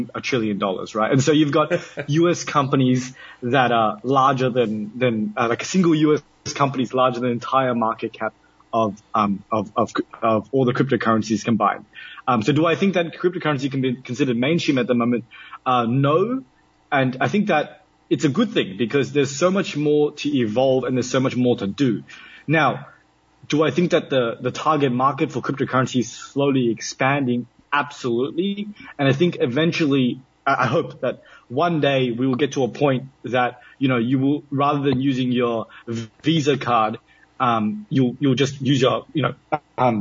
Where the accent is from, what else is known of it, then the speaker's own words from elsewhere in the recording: Australia; moved away as an adult; now in United Arab Emirates; I come from Australia